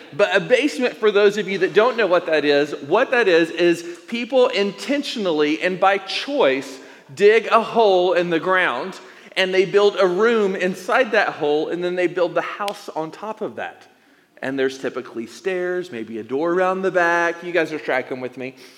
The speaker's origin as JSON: {"language": "English", "town": "Elizabethton", "region": "Tennessee", "country": "United States", "tie": "born or raised there", "also_born_or_lived": "Indiana / Arizona", "moved": "as an adult", "lives_now": "Tucson, United States", "said": "plant a church in my hometown of East Tennessee, Elizabethton, Tennessee"}